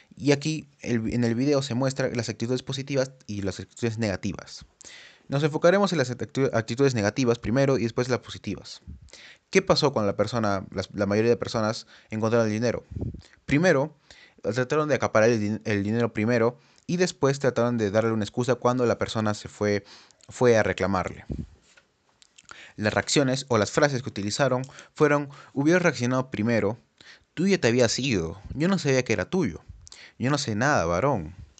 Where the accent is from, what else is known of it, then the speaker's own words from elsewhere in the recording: Peru; como sociedad peruana